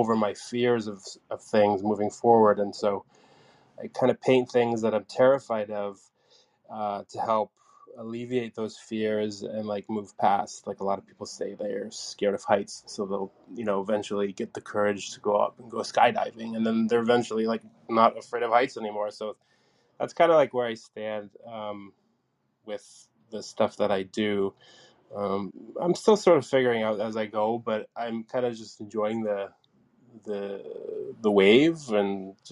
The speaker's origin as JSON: {"language": "English", "country": "Canada", "also_born_or_lived": "Hamilton, Ontario", "said": "I'm from Canada. Currently, I am in Hamilton, Ontario, Canada"}